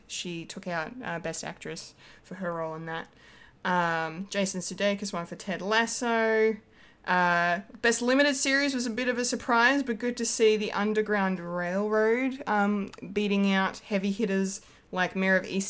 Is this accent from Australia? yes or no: yes; Australia